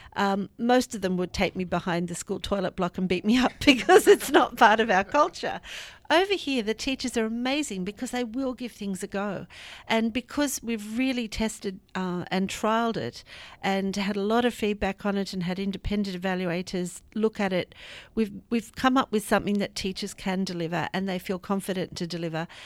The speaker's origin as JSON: {"language": "English", "country": "Australia", "also_born_or_lived": "Sydney", "moved": "as an adult", "lives_now": "United Kingdom", "said": "as you can hear, I'm from the Antipodes. I came from Australia about three years ago"}